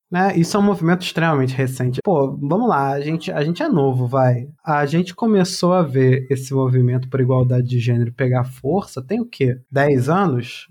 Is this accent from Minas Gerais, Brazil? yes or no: no; Petrópolis, Rio de Janeiro, Brazil; moved away; Petrópolis, na região serrana do Rio de Janeiro, é minha cidade natal